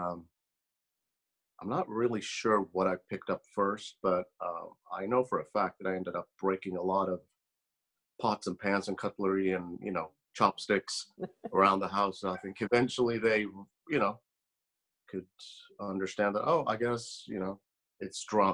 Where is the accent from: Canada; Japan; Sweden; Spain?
Sweden; moved away; I grew up in Sweden in a semi-small town